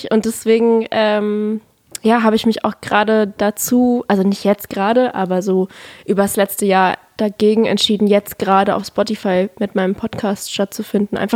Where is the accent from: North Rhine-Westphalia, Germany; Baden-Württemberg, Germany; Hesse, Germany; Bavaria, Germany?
Baden-Württemberg, Germany; Black Forest